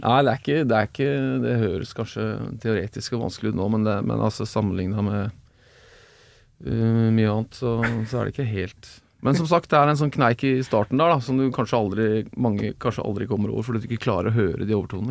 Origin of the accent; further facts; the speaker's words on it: Oslo, Norway; moved away as an adult; also born or lived in Bø i Telemark; now in Bø, Norway; jeg, kommer jo fra Oslo